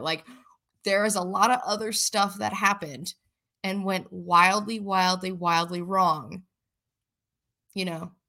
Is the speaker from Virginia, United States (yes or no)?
no; Philadelphia, Pennsylvania, United States; also born or lived in Buffalo; I'm from Philly